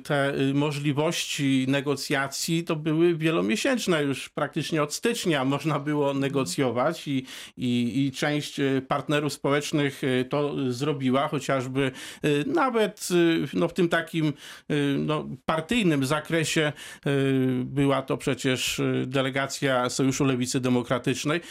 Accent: Poland; obywatelem Polski, najpierw z urodzenia

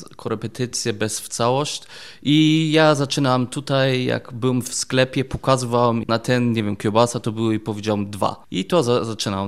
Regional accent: Germany; Polish is a second language; moved away as an adult; also born or lived in England; now in Wrocław, Poland; jestem Niemiec

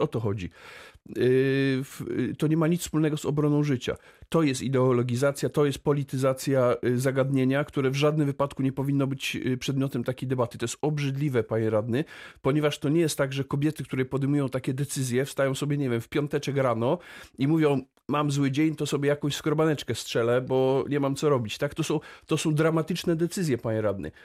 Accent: Wrocław, Lower Silesian Voivodeship, Poland; ja jestem wrocławinem z urodzenia.

